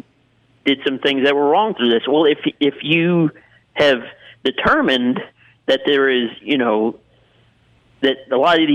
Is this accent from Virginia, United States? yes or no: no; Mississippi, United States; I'm from Mississippi.